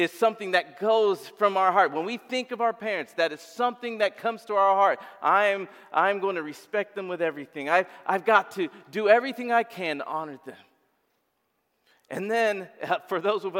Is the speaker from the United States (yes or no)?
no; Uganda; moved away; I come from Uganda.